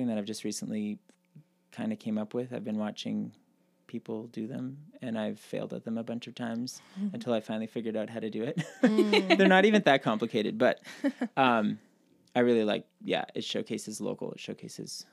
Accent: Brussels, Ontario, Canada; I grew up just outside of Brussels

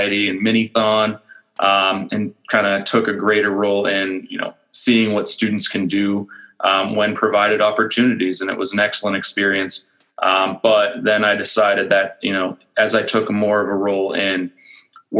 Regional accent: Pittsburgh, Pennsylvania, United States; moved away as an adult; also born or lived in Virginia / Allentown, Pennsylvania; now in Lehigh Valley, United States; I'm from Pittsburgh originally. I grew up north of Pittsburgh. I went to North Hills High School

